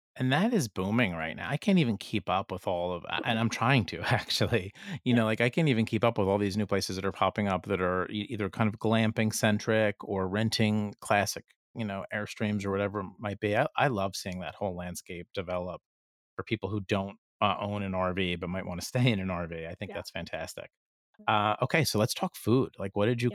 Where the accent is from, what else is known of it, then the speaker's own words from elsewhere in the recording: New Jersey, United States; I'm from New Jersey